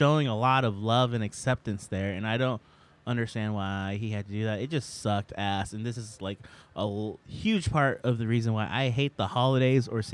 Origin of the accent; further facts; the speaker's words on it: Sacramento, California, United States; now in New York, United States; We're all from Sacramento